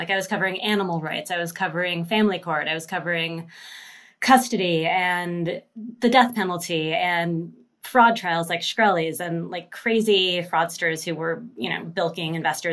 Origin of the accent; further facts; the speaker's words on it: Seattle, Washington, United States; I'm from Seattle